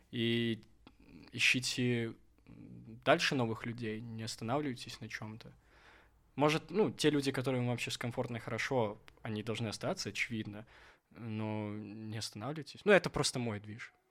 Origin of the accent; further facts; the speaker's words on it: Minsk, Belarus; «Слушайте, здравствуйте, я вот из Минска, получается, приехал.